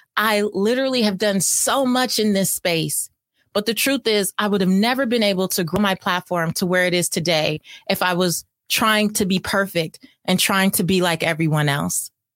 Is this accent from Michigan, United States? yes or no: no; California, United States; I'm from California